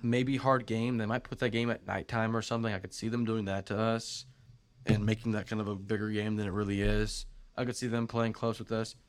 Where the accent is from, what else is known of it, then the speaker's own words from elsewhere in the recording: Lexington, Kentucky, United States; we are from Lexington